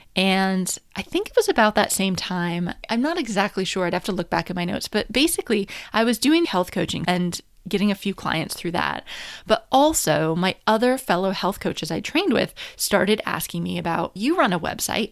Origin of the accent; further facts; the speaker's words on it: New Hampshire, United States; moved away as an adult; also born or lived in Washington, D.C. / Paris; I'm from America, so I'm from New Hampshire